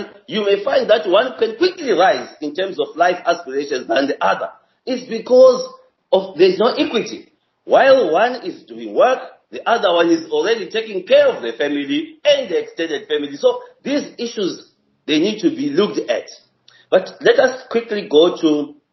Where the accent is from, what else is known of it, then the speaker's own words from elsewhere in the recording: Zimbabwe; I come from Zimbabwe myself